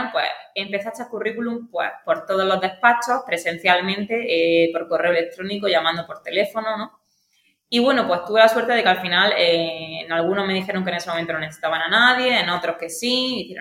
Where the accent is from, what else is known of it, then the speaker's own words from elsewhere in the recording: Aguadulce, Andalusia, Spain; also born or lived in Granada; yo soy de Agua Dulce.